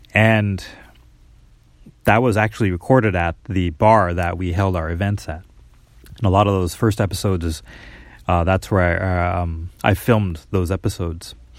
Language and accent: English; Minneapolis, Minnesota, United States; moved away as an adult; now in Japan; I'm from Minnesota, Minneapolis, uh, Minnesota originally